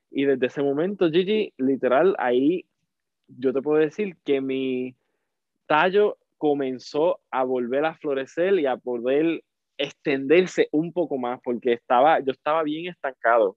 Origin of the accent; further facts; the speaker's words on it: Salinas, Puerto Rico; now in Washington State, United States; yo soy de Puerto Rico, Salinas, Puerto Rico, y vivo en los Estados Unidos en estos momentos, en Washington State.